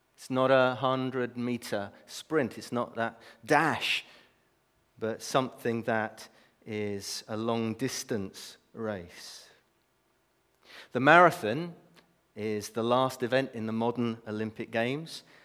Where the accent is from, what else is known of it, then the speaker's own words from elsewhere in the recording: Brazil; moved away; I was brought up in Brazil